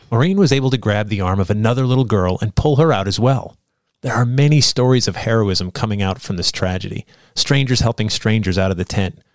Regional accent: Sandy Hook, Connecticut, United States; when I was a kid growing up in Sandy Hook, Connecticut

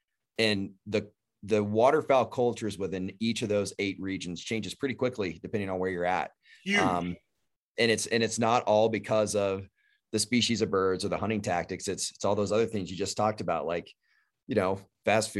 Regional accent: Texas, United States; I grew up in Texas

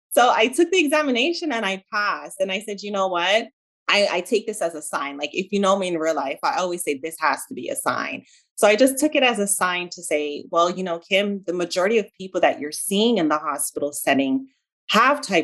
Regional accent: Jamaica; accent: Jamaican; also born or lived in South Central Florida; now in Florida, United States; I was originally born in Jamaica. So if you hear kind of like a slight accent, that's what you're hearing. I pronounce my A's and my E's differently. So you're hearing my Jamaican accent.

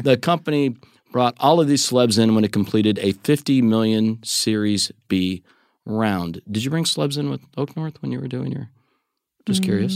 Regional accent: United States; the American in the room

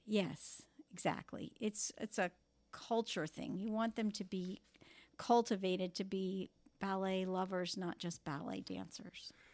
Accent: Palm Beach, Florida, United States; moved away as an adult; also born or lived in Kansas City / Cleveland; this is my hometown

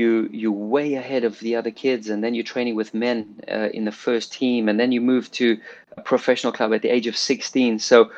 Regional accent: South Africa; moved away

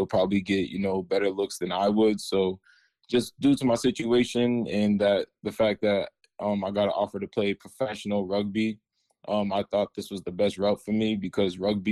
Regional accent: Randolph, Massachusetts, United States; I'm from Randolph, Massachusetts. It's a small town south of Boston.

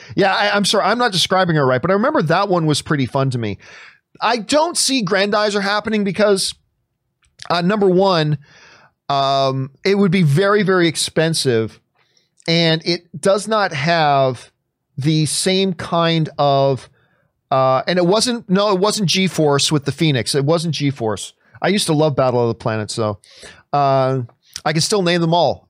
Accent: Canada; I, as a Canadian

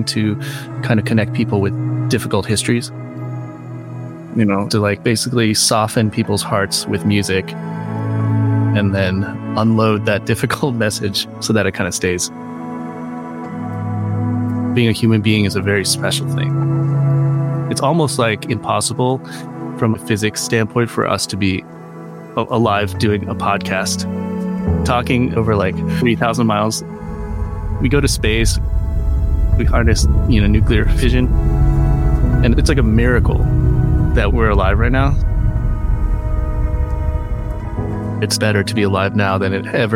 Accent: Virginia, United States; also born or lived in Ithaca, New York; I grew up in Virginia

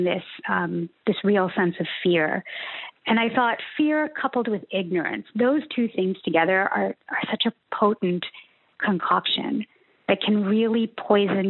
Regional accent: Ontario, Canada; I grew up in Ontario, which is the kind of physically the center of the country

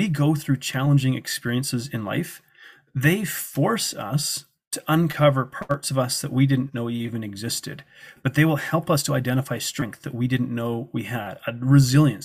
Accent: Canada; They didn't know I was from Canada

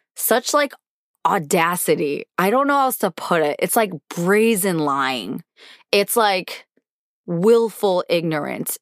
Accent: United States; I've been born and raised in America and I have felt a level of patriotism my whole life

